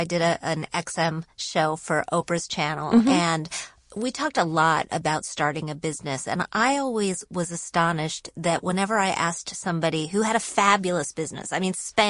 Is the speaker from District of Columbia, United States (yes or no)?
no; Michigan, United States; born there; also born or lived in Wisconsin / Indiana / West Virginia; now in New York, United States; I was born in Michigan, then I moved to Wisconsin, then Indiana, then West Virginia, then my parents moved to Illinois, but I didn't go because I was in college. And I came to New York following college.